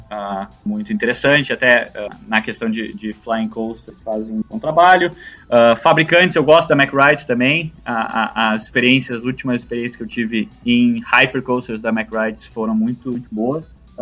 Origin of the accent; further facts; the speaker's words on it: Brazil; moved away; eu como, como né, brasileiro de, de nascença